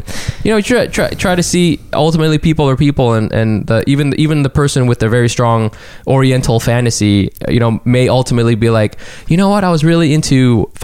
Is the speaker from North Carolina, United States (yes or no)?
no; Southern California, United States; I'm from Southern California